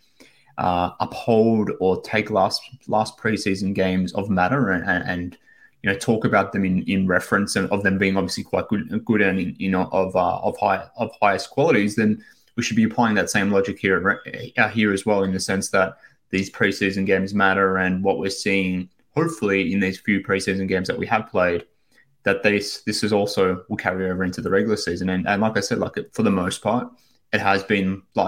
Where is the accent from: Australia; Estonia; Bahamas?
Australia; from Australia